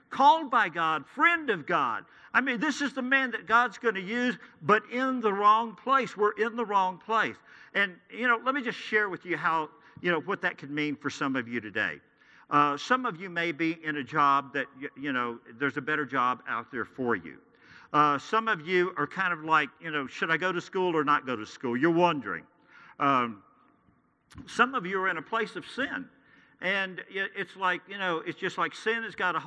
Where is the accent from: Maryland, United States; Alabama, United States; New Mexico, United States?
New Mexico, United States; Santa Fe; I grew up here in Santa Fe